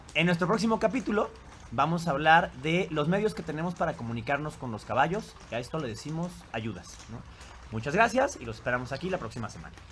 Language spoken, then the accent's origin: Spanish; Mexico; los mexicanos, cuando menos, hemos visto